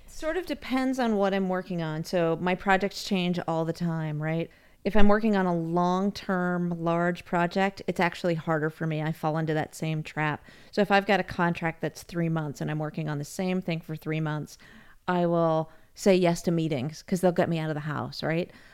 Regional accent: United States; moved away as an adult; also born or lived in Austria; as an American

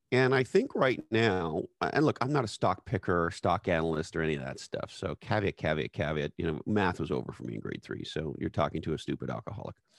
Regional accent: Canada; as a Canadian person

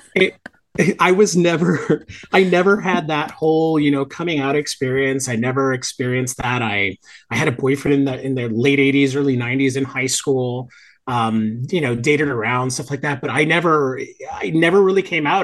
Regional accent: Hialeah, Florida, United States; also born or lived in Miami Beach; I grew up in Miami, born in Miami Beach, uh, raised in, in, a suburb of Miami called Hialeah

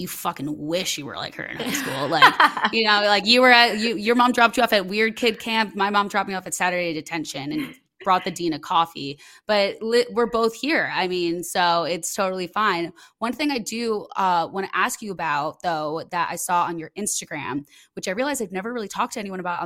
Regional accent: Midwest, United States; moved away as an adult; also born or lived in Los Angeles, United States; now in Chicago, United States; I'm from the Midwest and I moved back to the Midwest like in the past year.

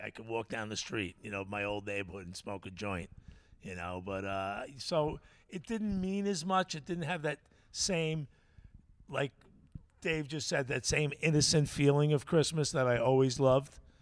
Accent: Bellport, New York, United States; where I grew up in Bellport

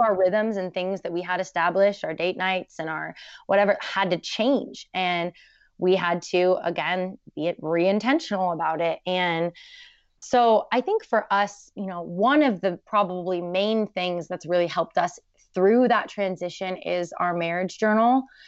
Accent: Portland, Oregon, United States; I grew up in Portland, very crunchy

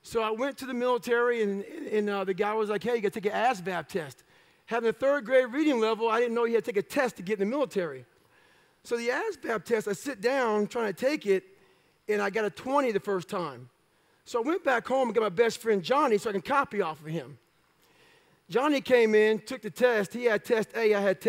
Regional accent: Brazil, Indiana, United States; So we moved from Brazil, Indiana to Annapolis, Indiana

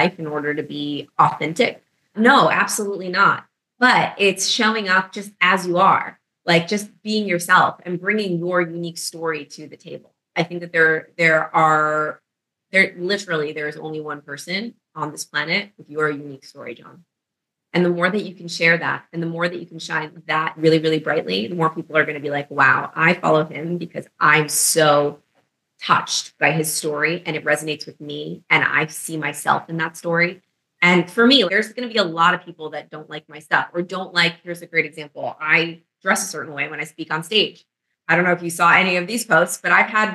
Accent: New York City, New York, United States; moved away as an adult; now in Florida, United States; I'm from New York

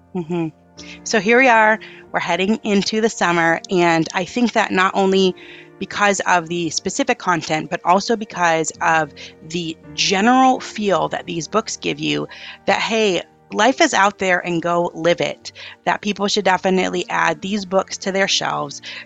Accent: Upper Peninsula of Michigan, United States; we're in my hometown here

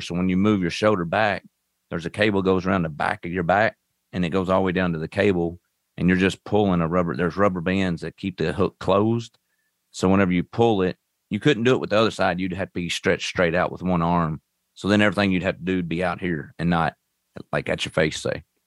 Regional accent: Owensboro, Kentucky, United States; I'm from Owensboro, Kentucky. uh, right on Western Kentucky, basically. Um, I was raised up on a farm

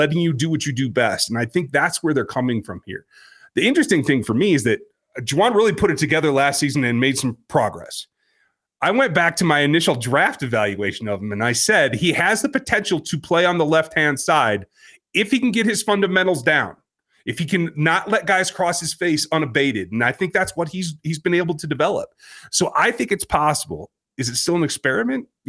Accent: Kansas, United States; I'm from Kansas

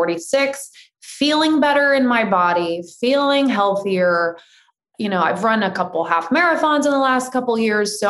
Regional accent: Indiana, United States; moved away as an adult; now in California, United States; I grew up in the Midwest. I was a farm girl. We ate whatever was on the table. I don't even think there was a Whole Foods in Indiana

